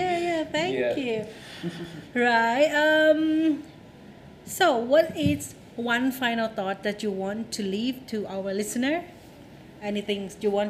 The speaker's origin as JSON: {"language": "English", "country": "Thailand", "second_language": "English", "said": "That is not only hard for foreigner learning Thai, but for Thai learning English too. Because when I first started in 11, I was very young."}